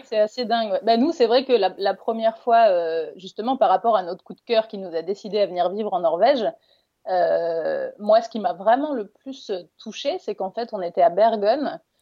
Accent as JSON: {"language": "French", "area": "Ardennes", "region": "Grand Est", "country": "France", "tie": "born or raised there", "also_born_or_lived": "Paris", "moved": "as an adult", "lives_now": "Tønsberg, Norway", "said": "je suis originaire des Ardennes, donc j'ai quand même grandi à la campagne."}